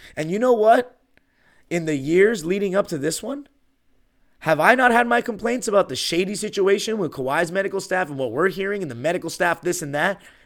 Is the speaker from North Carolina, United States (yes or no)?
no; Los Angeles, California, United States; growing up in Lakerland